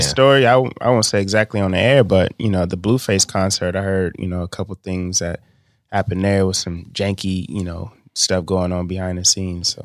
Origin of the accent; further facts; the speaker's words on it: Bakersfield, California, United States; I'm from Bakersfield